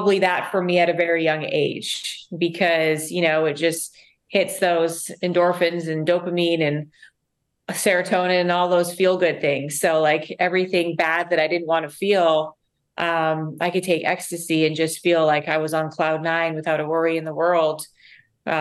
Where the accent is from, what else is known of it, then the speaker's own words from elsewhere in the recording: Vancouver, British Columbia, Canada; moved away as an adult; now in Huntington Beach, United States; I came from Canada. I was born and raised in Vancouver